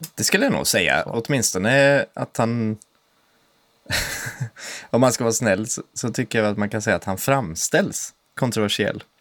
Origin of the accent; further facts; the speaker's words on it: Sweden; jag är inte svensk i första hand